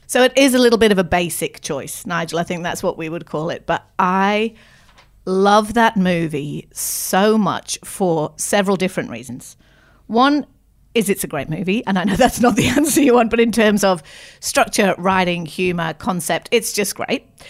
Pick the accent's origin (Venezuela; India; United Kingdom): United Kingdom; Manchester, North West England; now in Australia; I'm originally from England, grew up in Manchester.